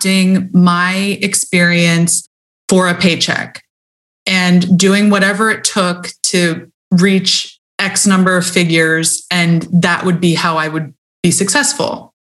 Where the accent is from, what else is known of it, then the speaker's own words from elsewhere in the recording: United States; I grew up in America